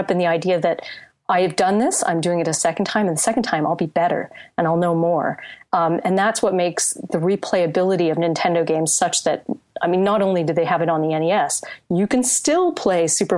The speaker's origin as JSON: {"language": "English", "country": "Canada", "said": "I speak as a Canadian here"}